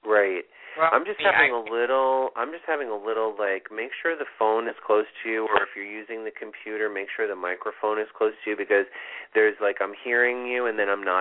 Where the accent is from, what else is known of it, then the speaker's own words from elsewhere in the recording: New Britain, Connecticut, United States; 1989. And I was born 1:18 a.m. in New Bern, Connecticut.